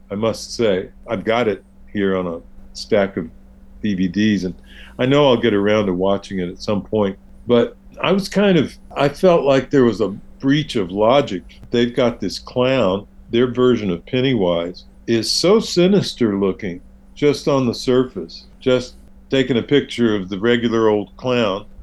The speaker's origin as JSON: {"language": "English", "region": "the South", "country": "United States", "said": "being a Southerner, you may"}